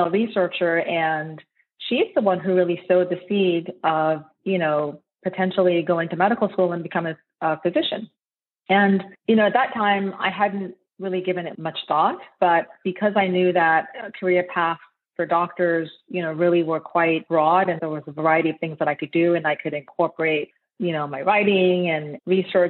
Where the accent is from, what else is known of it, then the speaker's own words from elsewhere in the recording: Nigeria; now in United States; I'm actually Nigerian originally. So I was born in Nigeria and I immigrated to the United States in 1994